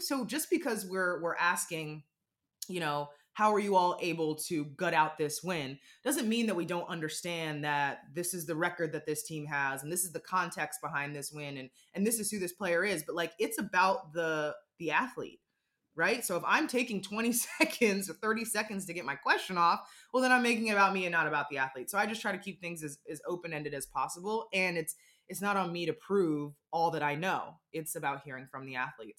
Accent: Washington, District of Columbia, United States; I grew up in the Washington D.C. area, and we had Mystics season tickets.

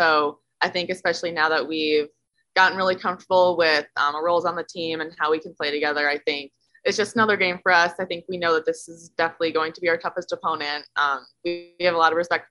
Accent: Plymouth, Minnesota, United States; moved away as an adult; also born or lived in Chicago, Illinois; my home state

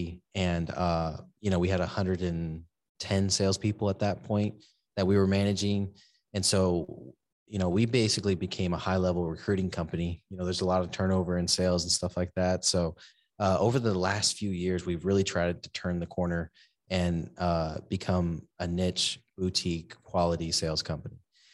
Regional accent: San Antonio, Texas, United States; also born or lived in Seguin / Corpus Christi; So I was born in Seguin, Texas. I grew up in San Antonio and then all over the place, you know, military stepdad. And but I ended up in Corpus Christi for 15 years

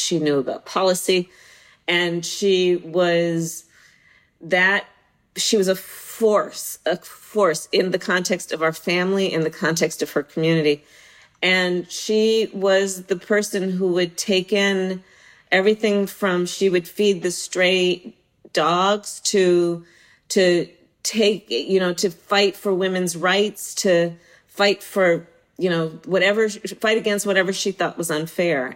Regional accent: Bay Area, California, United States; being from the Bay Area and growing up in the Bay Area

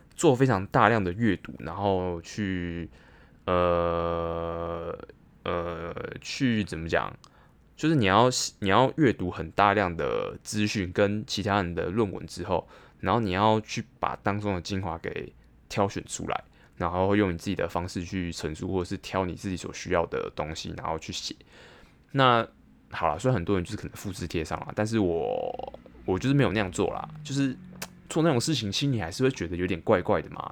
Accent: Taipei, Taiwan; 信义区算是我的，我的生活圈啊，就是我就在那边长大，然后在那边打工

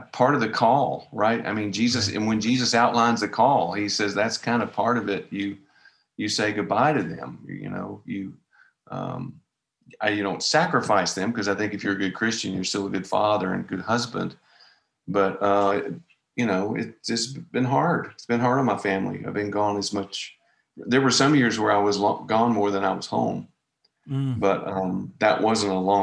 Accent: Nashville, Tennessee, United States; accent: Southern; I grew up in Nashville, and I grew up playing

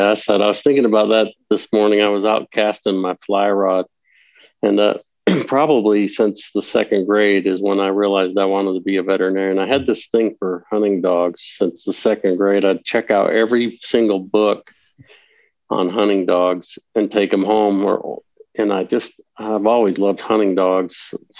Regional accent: Eastern Idaho, United States; moved away as an adult; also born or lived in Northern Utah / Walla Walla, Washington / Washington State; now in Castle Rock, Colorado, United States; I'm from Eastern Idaho. Grew up in Northern Utah and Eastern Idaho. And then now I live currently in Castle Rock, Colorado, which is a suburb of Denver. It's back about smack dab between Denver and Colorado Springs.

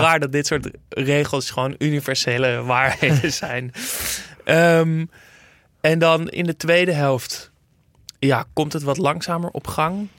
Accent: Netherlands; als Nederlander

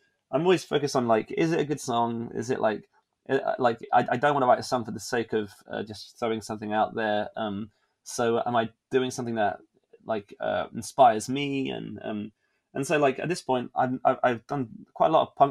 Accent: England, United Kingdom; being an English person in a place that was unfamiliar

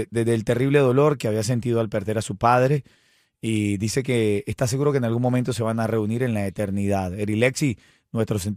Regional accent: Cuba; Si vienen es mejor porque somos cubanos, ¿Sabes?

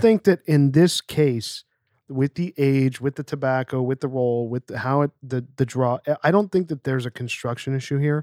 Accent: Pennsylvania, United States; I grew up in Pennsylvania

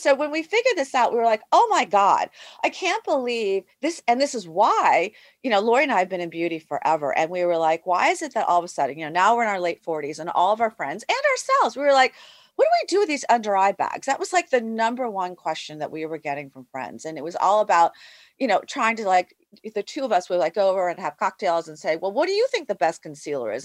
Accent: United States; I'm Asian American

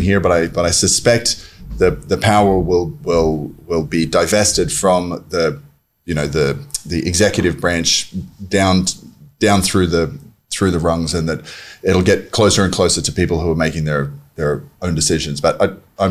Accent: Australia; now in Buenos Aires, Argentina; I'm Australian

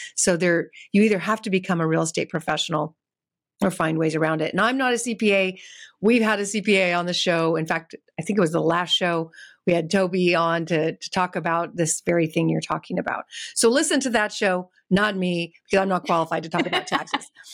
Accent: California, United States; I'm from California

